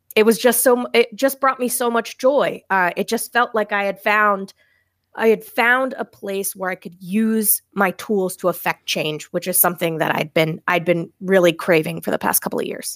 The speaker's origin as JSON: {"language": "English", "region": "Maine", "country": "United States", "moved": "as an adult", "lives_now": "Massachusetts, United States", "said": "I'm originally from Maine"}